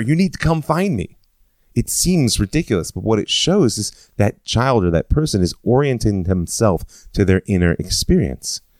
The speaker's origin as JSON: {"language": "English", "town": "Cleveland", "region": "Ohio", "country": "United States", "tie": "born or raised there", "moved": "yes", "lives_now": "Israel", "said": "If I were back where I grew up, would I say that I was in North America? Was I in the state of Ohio? Was I in Cleveland?"}